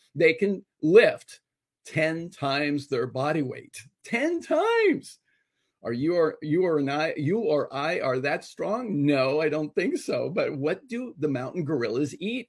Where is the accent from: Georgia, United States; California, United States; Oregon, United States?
California, United States; Los Angeles; being Hispanic and growing up in Los Angeles